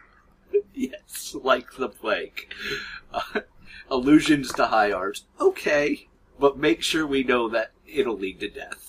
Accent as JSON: {"language": "English", "country": "United States", "said": "We're American"}